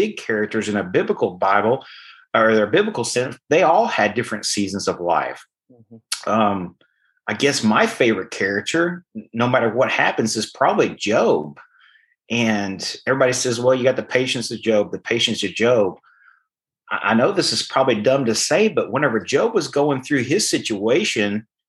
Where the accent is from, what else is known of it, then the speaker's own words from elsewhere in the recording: Arkansas, United States; moved away; I didn't grow up around this area. I grew up in Arkansas, and I grew up on a farm